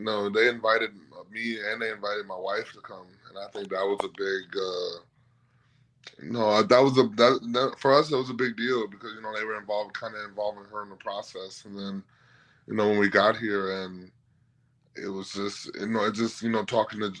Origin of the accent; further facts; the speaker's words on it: Milwaukee, Wisconsin, United States; now in Cleveland, United States; I'm from Milwaukee, so you know I'm familiar with Midwestern cities